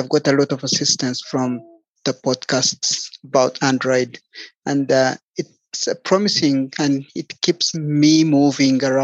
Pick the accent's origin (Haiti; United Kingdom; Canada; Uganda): Uganda; I am from Uganda in East Africa